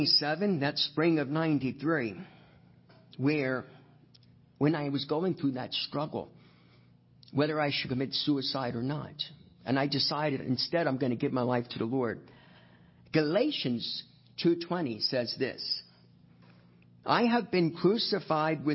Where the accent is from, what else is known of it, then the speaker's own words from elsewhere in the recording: Hunterdon County, New Jersey, United States; I was actually born and raised in Hunterdon County, right across the river, and raised on a farm in Rosemont about the first 7 years of my life.